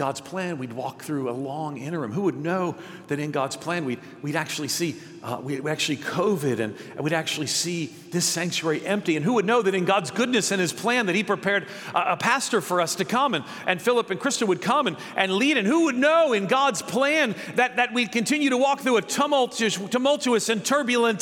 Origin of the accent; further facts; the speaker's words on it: outside of New York City, United States; When I was a kid, I grew up outside of New York City